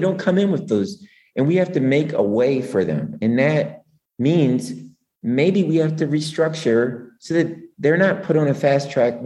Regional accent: Philadelphia, Pennsylvania, United States; moved away; I came from Philly. I'm from West Philly

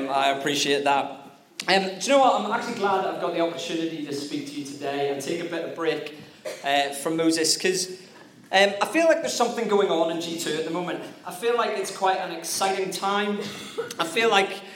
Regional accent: Northern Ireland, United Kingdom; I'm Northern Irish

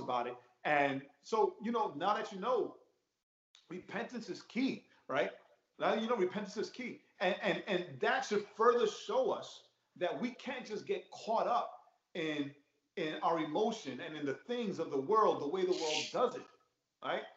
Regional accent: New York, United States; growing up in New York

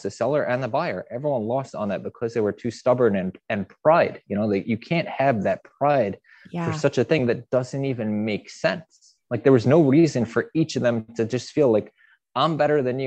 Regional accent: Long Island, New York, United States; I grew up in Long Island, which is a very affluent area

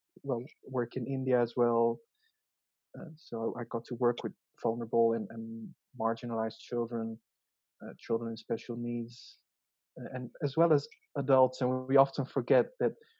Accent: Kuala Lumpur, Malaysia; also born or lived in Zeeland, Netherlands; So I migrated at the age of 6. So that's a really crucial stage in life. So I was born in the Netherlands in a small, you know, fisherman's town, really, called Zeeland. Yeah, it's the southern part of Holland. So, and then we moved to a big city, Kuala Lumpur.

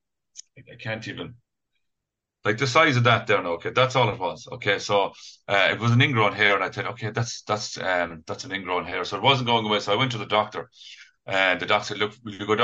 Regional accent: Kerry, Munster, Ireland; now in Galway, Ireland; 2 hours from Kerry, from home

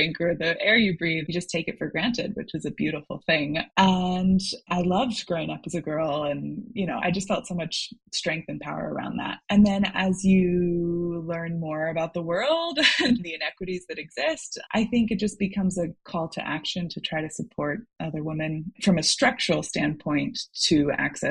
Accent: Seattle, Washington, United States; moved away; I'm originally from Seattle, Washington

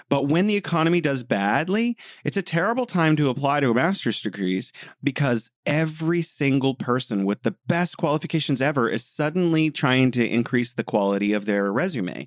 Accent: United States; now in China; I'm an American, so I I think I know what goes on in America, and I, I live in China

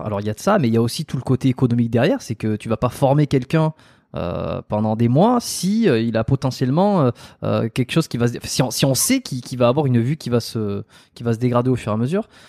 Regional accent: south-west France, France; je suis du Sud-Ouest

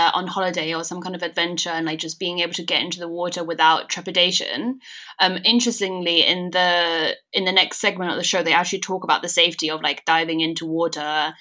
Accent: China; moved away; also born or lived in Denmark; growing up in China

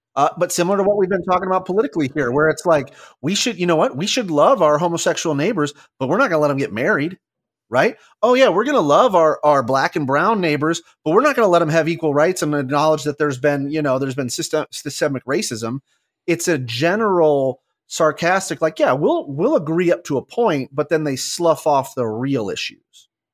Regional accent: Southwest, United States; growing up in the Southwest

